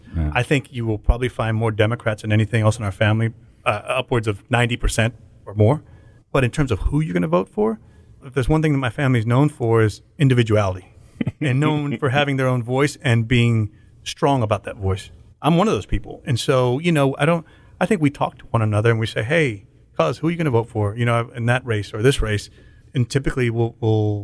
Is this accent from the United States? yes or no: yes; Austin, Texas, United States; I grew up in Austin